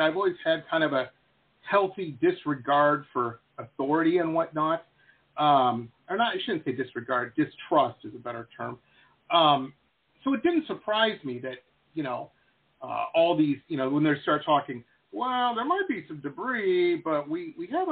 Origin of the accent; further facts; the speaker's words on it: Detroit, Michigan, United States; I grew up in Detroit, Metro Detroit.